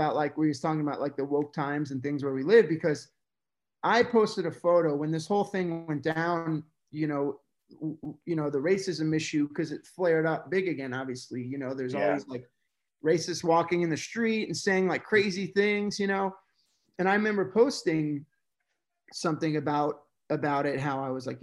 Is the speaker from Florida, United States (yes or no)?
yes; Coral Springs, Florida, United States; growing up in South Florida, I grew up in Coral Springs